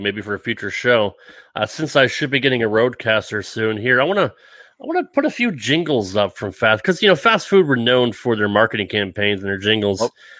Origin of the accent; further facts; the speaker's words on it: Rhode Island, United States; even growing up in the Northeast, I was never a seafood fan. And you can get fresh lobster right off the dock there in Rhode Island.